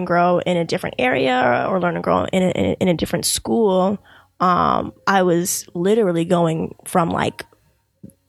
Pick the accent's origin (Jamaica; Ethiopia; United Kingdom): Jamaica; I'm Jamaican